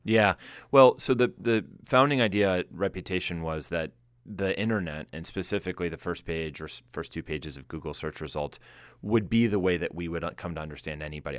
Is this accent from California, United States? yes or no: no; Boston, Massachusetts, United States; now in Silicon Valley, United States; I come from the Boston area, which has all the same level of smarts